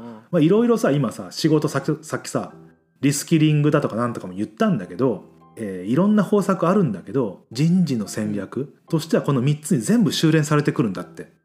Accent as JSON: {"language": "Japanese", "region": "Mie", "country": "Japan", "tie": "born or raised there", "said": "俺らだってさ、三重県出身じゃん"}